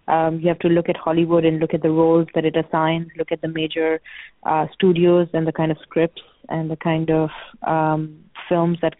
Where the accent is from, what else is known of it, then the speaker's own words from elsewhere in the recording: Pakistan; moved away as an adult; also born or lived in United States / Canada; I was born and raised in Pakistan.